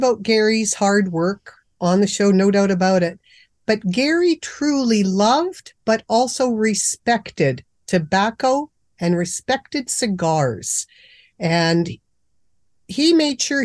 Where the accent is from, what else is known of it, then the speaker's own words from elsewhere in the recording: Canada; I'm a Canadian